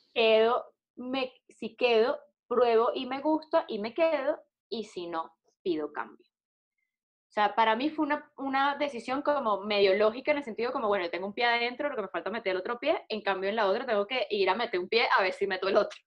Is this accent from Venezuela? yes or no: yes; Venezuela; moved away; also born or lived in Colombia; soy una mujer, soy venezolana